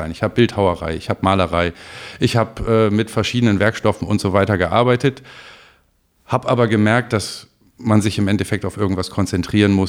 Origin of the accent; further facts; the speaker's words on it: Oldenburg, Lower Saxony, Germany; Ähm, ich komme normalerweise aus Oldenburg